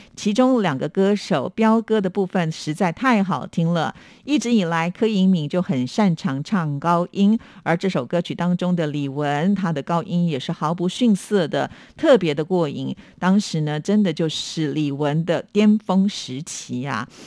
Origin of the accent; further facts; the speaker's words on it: Taiwan; 虽然我们身为台湾人